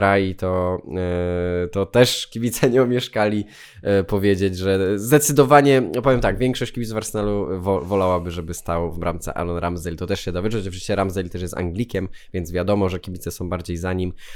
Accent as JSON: {"language": "Polish", "country": "Poland", "said": "Opowiadałem, że z Polski"}